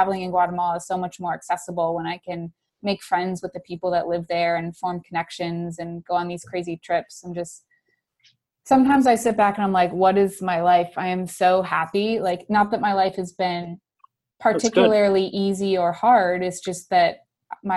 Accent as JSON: {"language": "English", "region": "Wisconsin", "country": "United States", "accent": "Wisconsin", "moved": "as an adult", "lives_now": "San Francisco, United States", "said": "I'm from Wisconsin."}